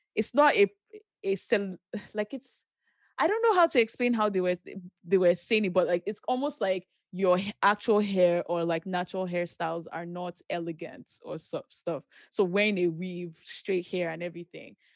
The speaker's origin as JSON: {"language": "English", "region": "Ogun State", "country": "Nigeria", "tie": "born or raised there", "moved": "yes", "said": "I grew up primarily in Nigeria"}